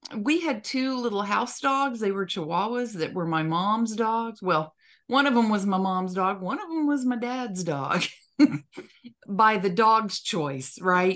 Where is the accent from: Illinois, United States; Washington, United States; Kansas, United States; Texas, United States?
Texas, United States; West; growing up in West Texas, snakes were all, all around us all the time.